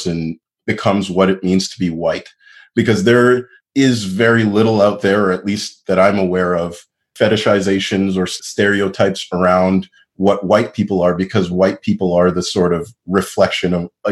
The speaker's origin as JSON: {"language": "English", "town": "Montreal", "region": "Quebec", "country": "Canada", "tie": "born or raised there", "said": "I grew up in a Anglophone area of Montreal that was mostly a suburb"}